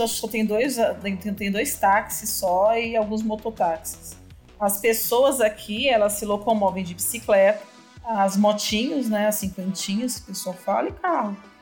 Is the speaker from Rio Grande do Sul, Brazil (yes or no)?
no; São Paulo, Brazil; moved away as an adult; now in Iporá, Brazil; Eu sou de São Paulo